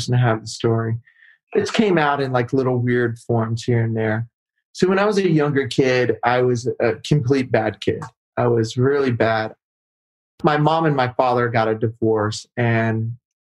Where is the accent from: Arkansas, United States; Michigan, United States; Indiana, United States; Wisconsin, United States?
Arkansas, United States; I grew up in Arkansas.